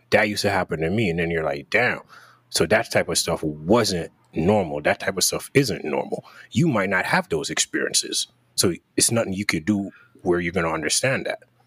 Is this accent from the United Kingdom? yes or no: no; Jamaica; growing up in Jamaica